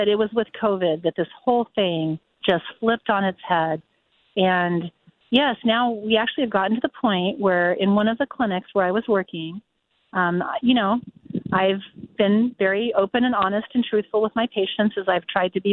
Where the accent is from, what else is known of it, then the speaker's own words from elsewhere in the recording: United States; I was born here in America, grew up as a proud American